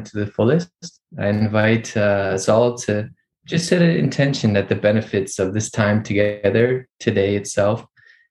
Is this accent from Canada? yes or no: yes; Vancouver, British Columbia, Canada; I grew up here in Vancouver, Canada